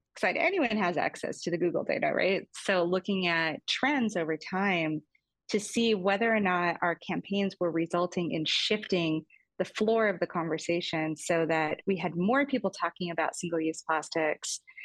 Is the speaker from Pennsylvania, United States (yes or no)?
no; Fairbanks, Alaska, United States; moved away; I grew up in Fairbanks, Alaska. My mom went to Alaska shortly after I was born